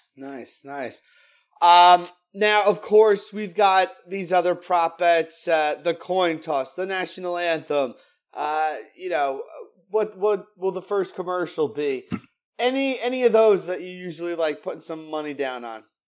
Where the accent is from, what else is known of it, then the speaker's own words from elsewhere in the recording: New Jersey, United States; my home state of New Jersey